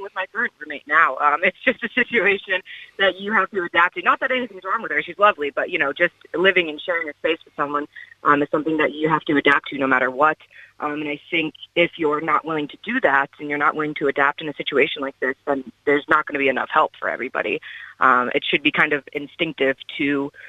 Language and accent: English; New York, United States; moved away as an adult; now in Cork, Ireland; I'm from New York